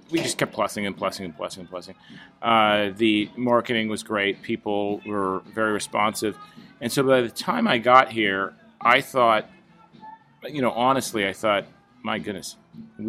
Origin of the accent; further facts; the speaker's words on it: Orange, California, United States; also born or lived in Newport Beach, California / Washington, D.C.; raised in Orange, grew up there.